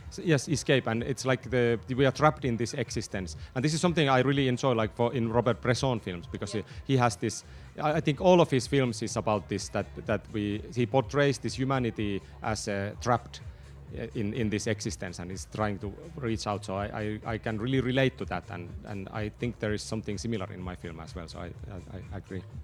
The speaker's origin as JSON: {"language": "English", "town": "Tornio", "region": "Lapland", "country": "Finland", "tie": "born or raised there", "said": "I was born in Tornio. It's a small town in the south of Lapland"}